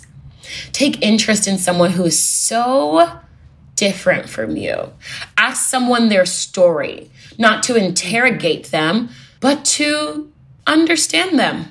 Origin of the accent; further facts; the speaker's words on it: Houston, Texas, United States; I'm from Texas, Houston, Texas.